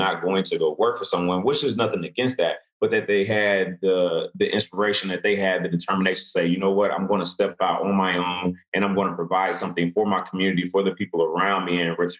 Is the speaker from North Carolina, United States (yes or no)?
yes; Gastonia, North Carolina, United States; now in Atlanta, United States; within my hometown. I'm from North Carolina, Gastonia.